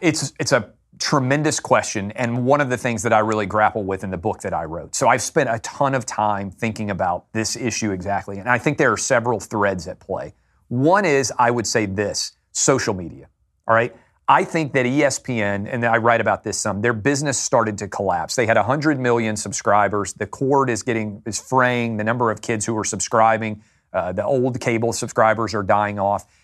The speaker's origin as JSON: {"language": "English", "town": "Nashville", "region": "Tennessee", "country": "United States", "tie": "born or raised there", "said": "I born and raised in Nashville, Tennessee, K through twelve, public school"}